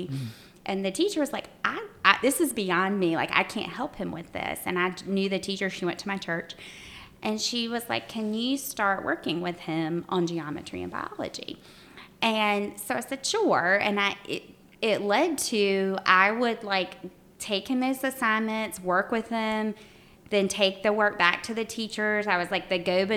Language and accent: English; Graham, North Carolina, United States; moved away as an adult; now in Greensboro, United States; I grew up in Graham, which was really, Alamance County's had significant growth